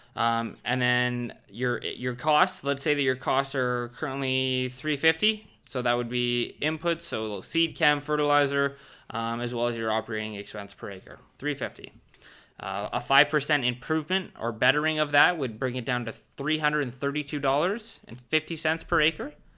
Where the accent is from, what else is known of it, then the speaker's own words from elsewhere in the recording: Southern Ontario, Canada; I'm from Southern Ontario